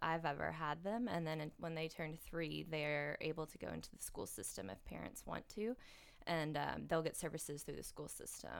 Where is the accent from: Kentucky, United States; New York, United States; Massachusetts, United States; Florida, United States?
Kentucky, United States; Oldham County; also born or lived in Lexington, Kentucky; I moved back from Louisville, where I'm originally from. Or I'm actually from Oldham County.